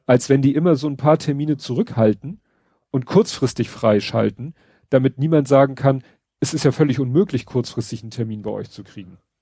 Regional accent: Hamburg, Germany; für mich als Hamburger

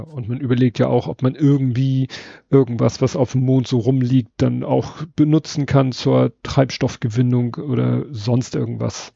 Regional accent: Hamburg, Germany; wir als Hamburger

